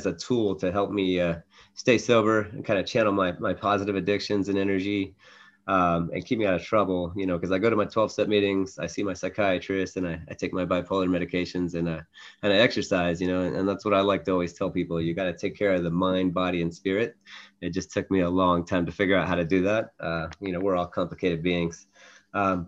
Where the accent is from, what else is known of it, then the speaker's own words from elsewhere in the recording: northern West Virginia, United States; also born or lived in Atlanta, Georgia; I was born in Atlanta, Georgia, moved when I was three. We ended up settling about an hour south of Pittsburgh, Pennsylvania, in northern West Virginia, small town, a university town